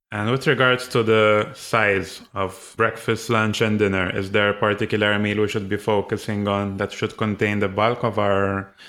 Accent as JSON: {"language": "English", "country": "Malta", "said": "We're both from Malta"}